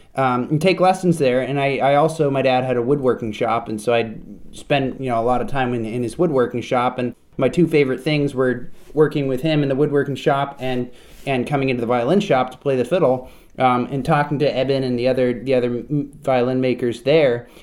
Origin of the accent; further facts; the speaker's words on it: Vermont, United States; I grew up in Vermont. I spent, spent my whole childhood in Vermont.